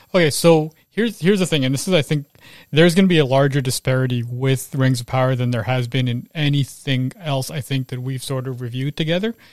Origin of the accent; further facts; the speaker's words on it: Canada; I was born here